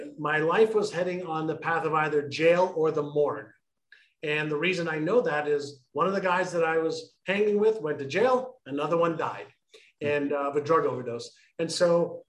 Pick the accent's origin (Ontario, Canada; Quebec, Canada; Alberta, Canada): Quebec, Canada; Montreal; moved away as an adult; also born or lived in Israel / Toronto; when I immigrated from Israel to Montreal, it wasn't by choice.